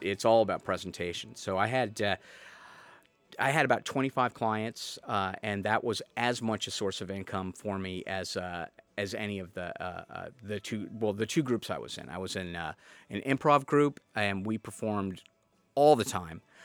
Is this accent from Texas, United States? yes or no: no; North Andover, Massachusetts, United States; also born or lived in Missouri / Portland, Oregon; now in Salem, United States; I grew up in North Andover